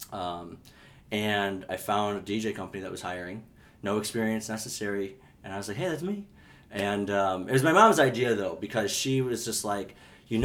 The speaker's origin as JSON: {"language": "English", "town": "Burbank", "region": "Illinois", "country": "United States", "tie": "born or raised there", "also_born_or_lived": "Lemont, Illinois", "lives_now": "Chicago, United States", "said": "I'm originally from Burbank. I grew up in Burbank, Oaklawn area, and then 99 moved to Lamont, a little farther away from the city, and then finally just moved out to the city about a year ago."}